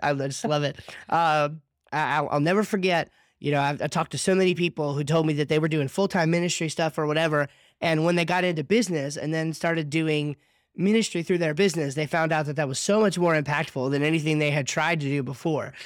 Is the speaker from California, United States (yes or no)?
no; New Jersey, United States; now in North Carolina, United States; I'm from South Jersey